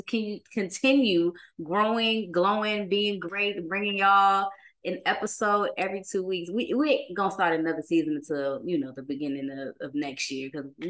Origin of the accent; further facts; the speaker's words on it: Oakland, California, United States; I'm from Oakland, California.